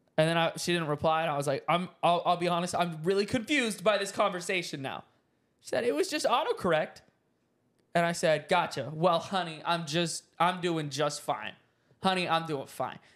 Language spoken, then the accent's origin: English; the South, United States; now in Dallas, United States; I'm from the South